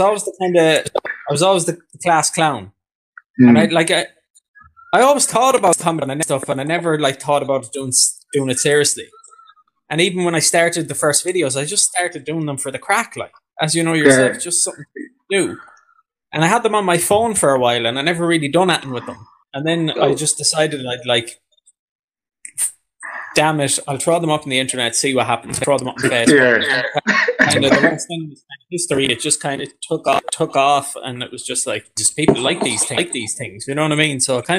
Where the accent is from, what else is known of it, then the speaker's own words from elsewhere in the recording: Galway, Connacht, Ireland; Yeah, so it's West Side Galway in Galway City.